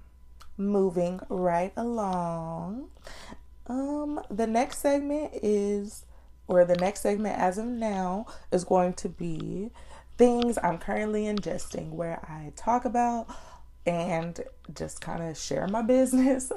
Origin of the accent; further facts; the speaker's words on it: Austin, Texas, United States; I am from Austin, Texas. I was born and raised